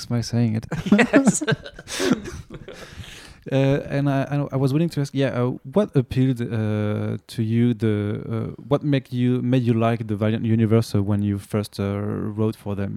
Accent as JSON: {"language": "English", "country": "France", "accent": "French", "second_language": "English", "said": "my French accent"}